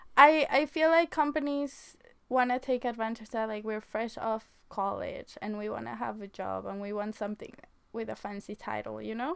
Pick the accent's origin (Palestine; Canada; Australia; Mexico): Mexico; moved away as an adult; now in United States; I was born in Mexico and I came to America in 2013 after graduating high school